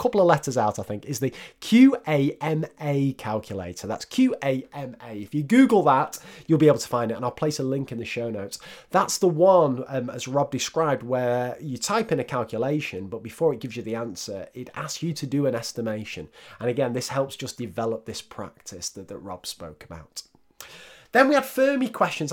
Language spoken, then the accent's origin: English; the north of England, United Kingdom; accent: northern; my northern accent